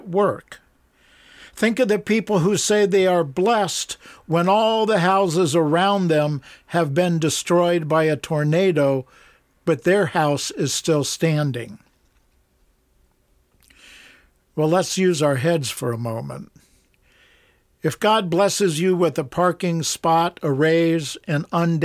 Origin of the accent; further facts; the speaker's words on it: Columbus, Ohio, United States; I grew up in Columbus, Ohio